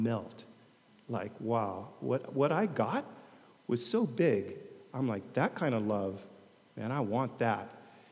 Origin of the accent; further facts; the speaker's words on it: United States; now in Long Beach, United States; I'm an American